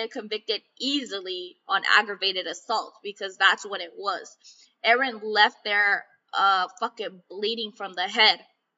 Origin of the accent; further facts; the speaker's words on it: Calexico, California, United States; the podcast local to my hometown, Calexico, had reached out